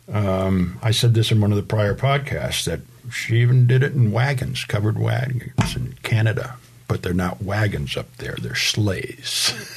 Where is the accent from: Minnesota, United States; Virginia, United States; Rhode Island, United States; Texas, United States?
Rhode Island, United States; moved away; the home I grew up in in Rhode Island